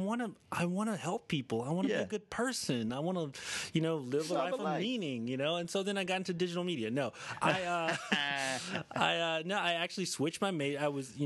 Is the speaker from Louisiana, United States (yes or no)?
no; Galveston, Texas, United States; accent: Texas; moved away; also born or lived in Houston, Texas / Austin, Texas; I am born and raised in Texas. Born in Galveston, Texas, which now is famous for being a place where a killer hid out.